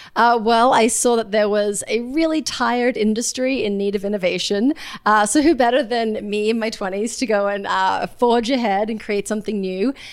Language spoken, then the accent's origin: English; Australia; now in New York City, United States; I'm from Australia originally, a pretty small town